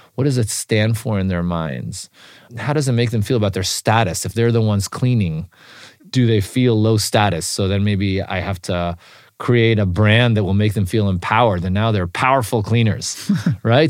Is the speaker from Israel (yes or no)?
yes; Israel; moved away; When I was growing up in Israel